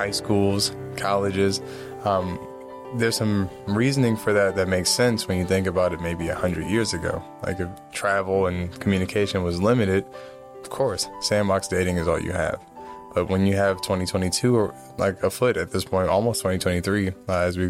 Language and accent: English; East Coast, United States; I'm from the East Coast